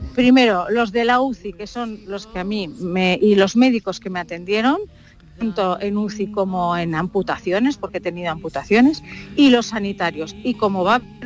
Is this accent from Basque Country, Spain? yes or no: yes; Basque Country, Spain; yo soy vasca